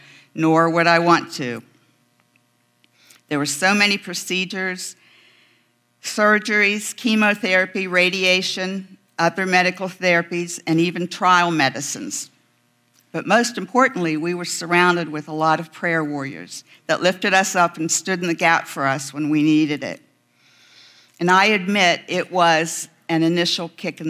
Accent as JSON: {"language": "English", "region": "West Virginia", "country": "United States", "moved": "yes", "said": "I'm a mountain girl. I'm from West Virginia."}